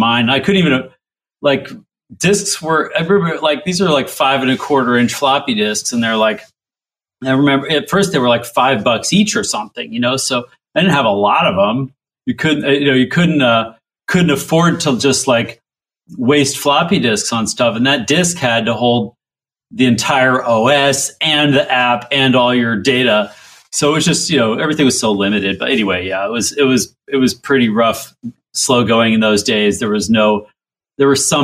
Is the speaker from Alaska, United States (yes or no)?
yes; Alaska, United States; I grew up in Alaska